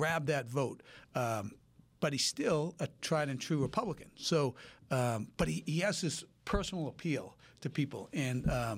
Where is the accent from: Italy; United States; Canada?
United States; Boston, Massachusetts; moved away as an adult; now in Las Vegas, United States; I'm an attorney here in Las Vegas and came from Boston